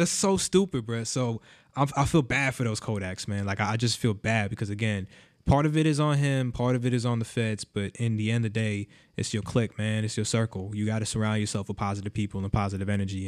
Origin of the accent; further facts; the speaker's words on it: Miami, Florida, United States; I grew up in Miami, which is like a very mini Vegas